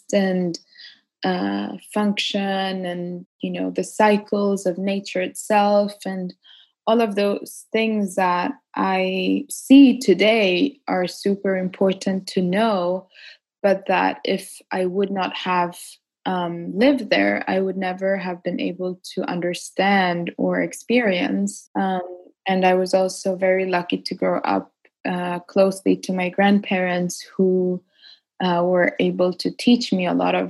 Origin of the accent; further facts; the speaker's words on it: Ecuador; I was born in the Ecuador and Amazon and grew up there pretty much most of my childhood.